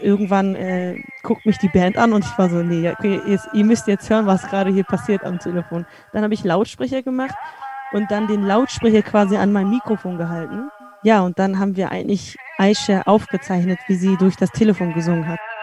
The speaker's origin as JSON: {"language": "German", "country": "Germany", "tie": "born or raised there", "said": "ich bin in Deutschland aufgewachsen"}